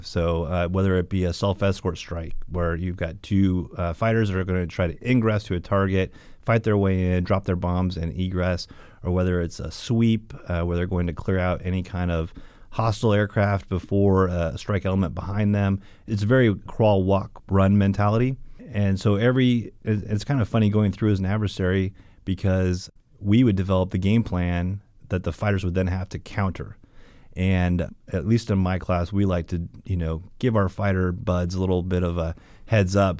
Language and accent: English; a suburb of Seattle, Washington, United States; moved away; I grew up in a suburb of Seattle, Washington